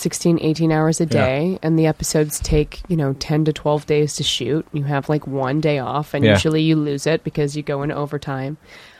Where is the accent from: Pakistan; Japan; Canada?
Canada; moved away; growing up in Canada